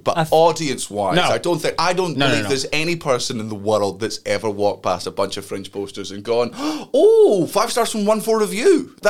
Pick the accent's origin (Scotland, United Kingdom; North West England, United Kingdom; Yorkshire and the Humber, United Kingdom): Scotland, United Kingdom; Fife; I grew up in Fife. I fucking hate it.